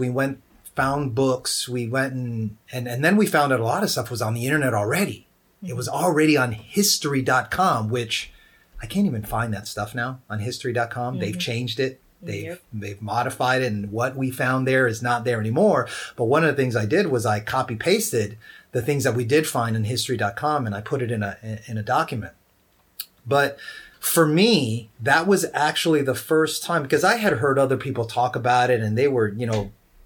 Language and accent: English; United States; also born or lived in Georgia; even though my ancestry was from Puerto Rico, in America, I grew up like all American kids, and I consider myself more American than I do Puerto Rican